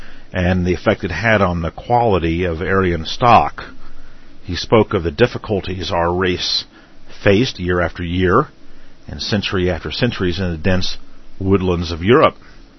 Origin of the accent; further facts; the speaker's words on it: Midwest, United States; I grew up here in the Midwest.